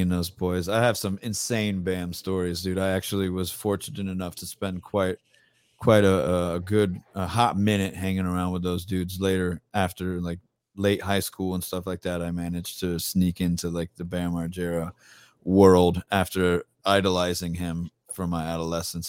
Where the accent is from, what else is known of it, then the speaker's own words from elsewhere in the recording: Tampa, Florida, United States; I'm born and raised in Tampa